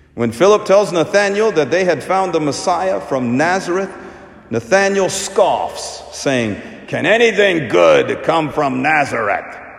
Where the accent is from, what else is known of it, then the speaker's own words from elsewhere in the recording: India; moved away; my home country. So, we Indians